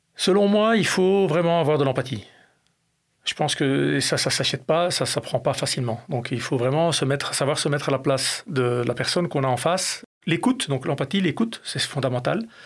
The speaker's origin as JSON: {"language": "French", "country": "Belgium", "tie": "born or raised there", "said": "j'ai grandi en Belgique."}